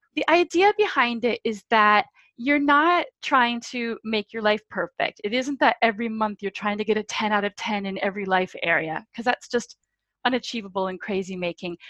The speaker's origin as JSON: {"language": "English", "country": "United States", "moved": "yes", "lives_now": "London, United Kingdom", "said": "I'm American"}